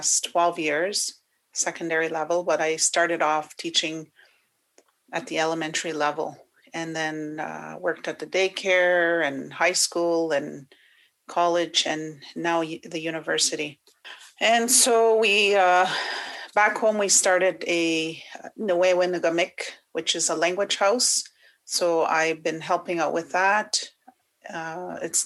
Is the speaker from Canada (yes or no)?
yes; Wikwemikong, Ontario, Canada; moved away; I am originally from Wikwem Kong on Manitoulin Island, and I am Anishinaabe and Odawa.